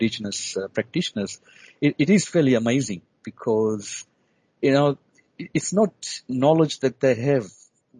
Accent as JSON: {"language": "English", "country": "Fiji", "tie": "born or raised there", "moved": "yes", "lives_now": "Australia", "said": "I was born and bred in the Pacific, in the Fiji Islands"}